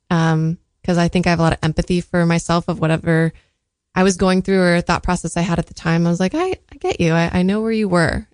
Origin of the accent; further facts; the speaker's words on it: San Diego, California, United States; I was born in San Diego